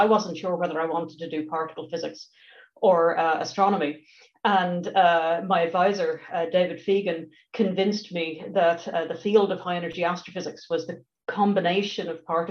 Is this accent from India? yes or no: no; Dublin, Leinster, Ireland; moved away as an adult; now in Washington, D.C., United States; I'm from Dublin